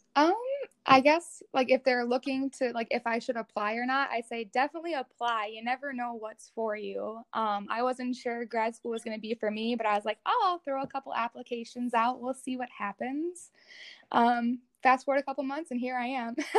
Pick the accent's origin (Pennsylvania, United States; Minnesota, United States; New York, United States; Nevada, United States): Minnesota, United States; Rogers; I grew up in uh, Rogers, Minnesota, which is just outside like the Twin Cities area